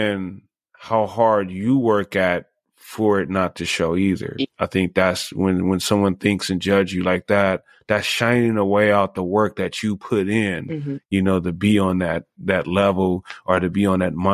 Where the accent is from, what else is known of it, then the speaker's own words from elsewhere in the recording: Los Angeles, California, United States; now in Las Vegas, United States; I'm actually from Los Angeles, but I'm like 20 years here in Las Vegas